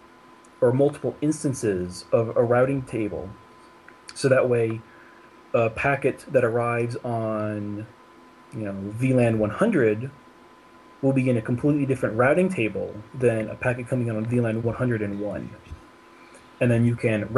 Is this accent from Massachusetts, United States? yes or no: no; San Francisco, California, United States; moved away as an adult; also born or lived in Germany; now in Zurich, Switzerland; I am originally from San Francisco, California, but I moved to Europe a little bit over 5 years ago